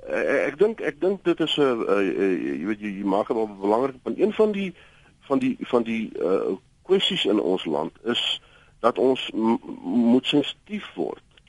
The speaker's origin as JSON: {"language": "Afrikaans", "country": "South Africa", "said": "ons as Afrikaners het 'n sekere erfenis"}